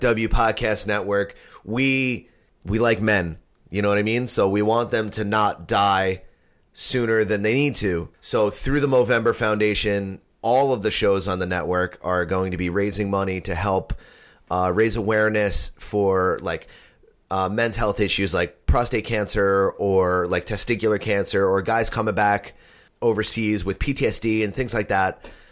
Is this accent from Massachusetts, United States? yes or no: no; New Jersey, United States; we're from New Jersey